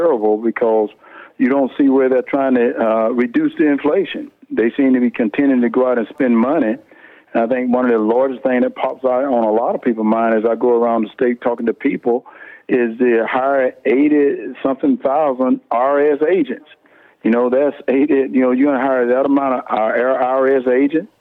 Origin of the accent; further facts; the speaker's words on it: Wrightsville, Georgia, United States; I'm down right now in my hometown, Wrightsville, Georgia.